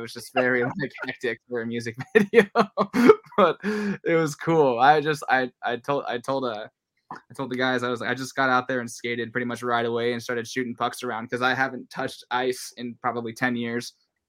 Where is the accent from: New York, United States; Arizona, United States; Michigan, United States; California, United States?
California, United States; El Segundo; also born or lived in South Bay; we moved from the South Bay where I grew up. So like, mm-hmm. I'm from El Segundo, same as … from ….